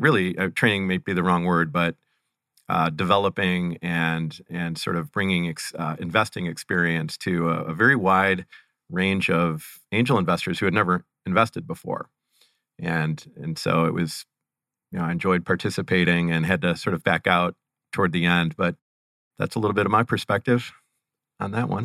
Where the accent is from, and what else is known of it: Cleveland, Ohio, United States; born or raised there